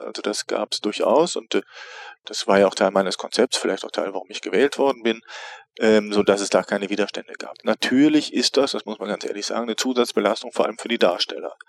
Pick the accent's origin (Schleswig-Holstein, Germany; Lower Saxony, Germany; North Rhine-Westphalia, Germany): North Rhine-Westphalia, Germany; Neuss; also born or lived in Paris / Bielefeld / Mannheim / Cologne; now in Bremerhaven, Germany; geboren im Rheinland in Neuss